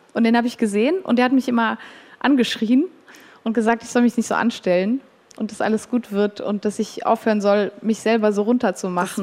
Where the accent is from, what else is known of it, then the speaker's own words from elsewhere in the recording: Switzerland; ich bin auch Schweizerin